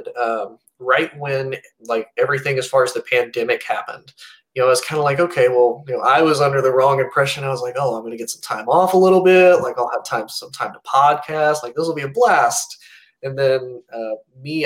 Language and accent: English; Indianapolis, Indiana, United States; moved away; Growing up, at least in the state that I grew up. So I'm from Indianapolis, Indiana originally